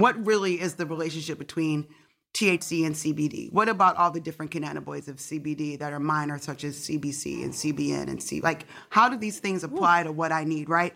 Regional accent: Detroit, Michigan, United States; you grow up in Detroit

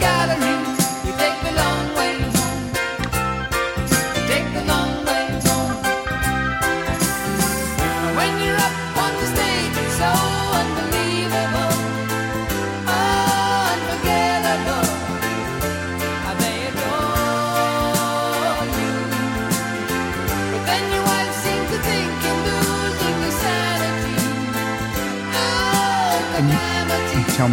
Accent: Pennsylvania, United States; moved away as an adult; also born or lived in Chicago; I've almost been here as long as I've lived in Pennsylvania with like 6-year gap when I lived in Chicago.

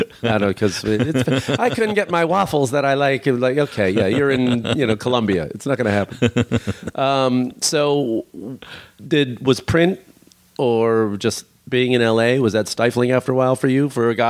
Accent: Chicago, Illinois, United States; also born or lived in New York; now in Los Angeles, United States; I'm from Chicago and lived in New York.

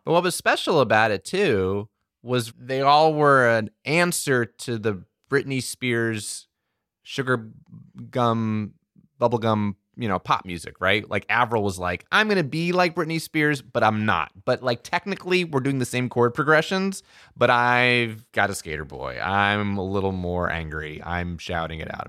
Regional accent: New Jersey, United States; I grew up in Central Jersey

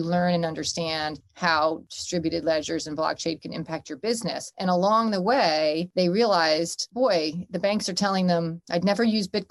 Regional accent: Northern New Jersey, United States; now in New York City, United States; I'm from Northern New Jersey

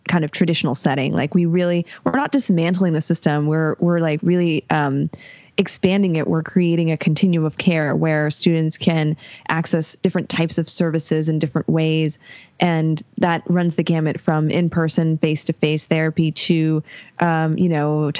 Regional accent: Los Angeles, California, United States; also born or lived in San Diego; I grew up in LA County

